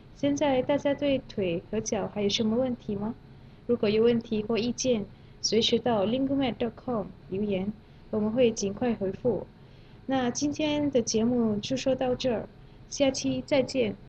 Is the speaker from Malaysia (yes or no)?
yes; Malaysia; Chinese is a second language; moved away as an adult; now in Beijing, China; 我是来自马来西亚的